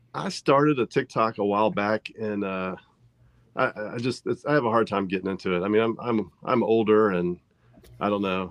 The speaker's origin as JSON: {"language": "English", "region": "Central Virginia", "country": "United States", "tie": "born or raised there", "said": "we're from Central Virginia, and we fish uh, primarily on the James River"}